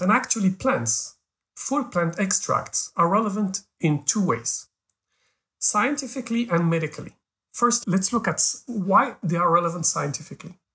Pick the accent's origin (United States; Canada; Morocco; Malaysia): Morocco; I was born in Africa. I'm Moroccan